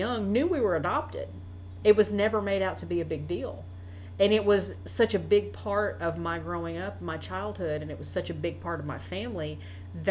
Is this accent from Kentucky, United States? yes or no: yes; Kentucky, United States; I was born in Kentucky.